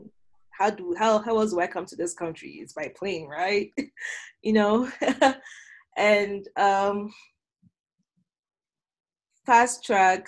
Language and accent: English; Ghana; now in Rexburg, United States; growing up in Ghana